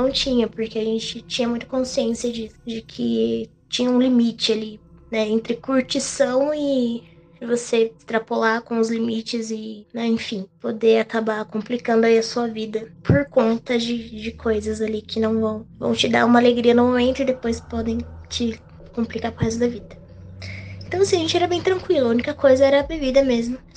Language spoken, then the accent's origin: Portuguese; Mogi das Cruzes, São Paulo, Brazil; Eu sou de Mogi das Cruzes, São Paulo.